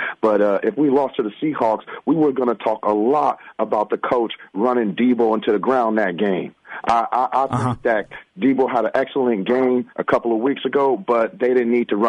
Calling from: Oakland, California, United States; I'm calling from Oakland.

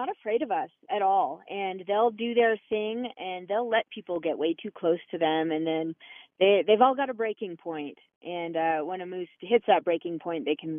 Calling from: Colorado, United States; I'm up in Summit County.

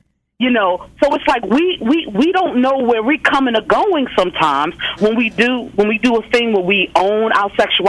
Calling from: Philadelphia, Pennsylvania, United States; I'm calling from Philadelphia.

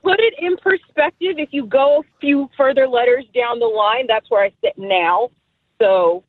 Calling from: Maryland, United States; I'm …. I'm from Southern Maryland.

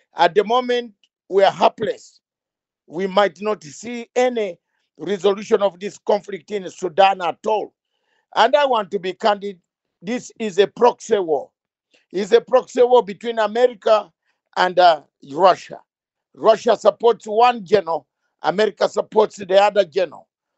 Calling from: London, United Kingdom; I am joining you from London, the capital city of United Kingdom, and not Nairobi.

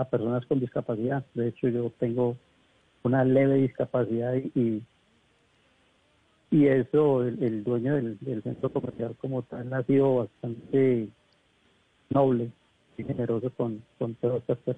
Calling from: Bogotá, Colombia; De acá de Bogotá, la de Chapinero.

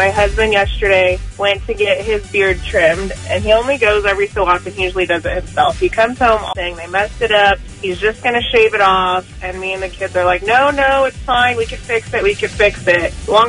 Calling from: Redwood, United States; Hi, I'm calling from Redwood.

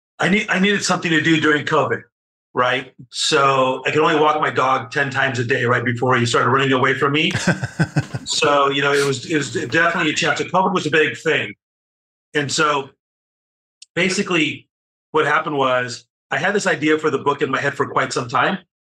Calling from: Newport Beach, California, United States; So I'm in Southern California. So I'm about 35 miles south of Los Angeles in an area called Newport Beach.

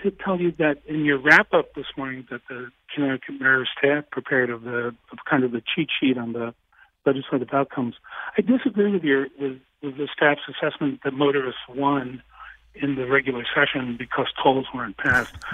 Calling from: Bridgeport, Connecticut, United States; I'm calling from Fairfield. I live in Bridgeport

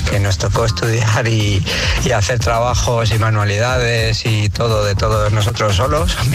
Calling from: Madrid, Community of Madrid, Spain; Soy … de Madrid.

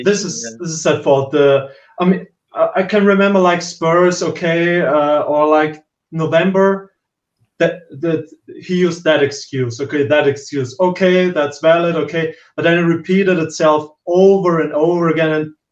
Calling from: Austria; From countryside of Austria.

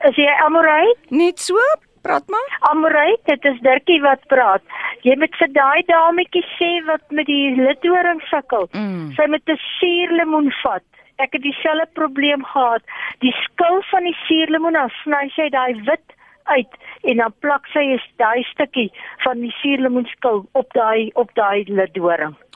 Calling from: Randfontein, Gauteng, South Africa; van Randfontein wat vir jou die hanger gestuur het daai tyd.

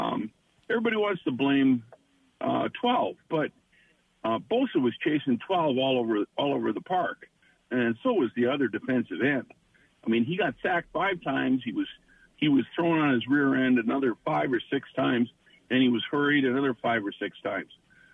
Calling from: Madison, Wisconsin, United States; from Madison.

